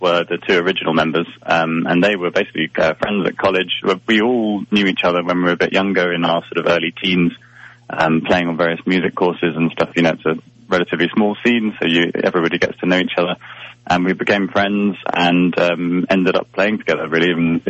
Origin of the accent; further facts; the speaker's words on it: England, United Kingdom; So it came around because I'm English and the other three members are Scottish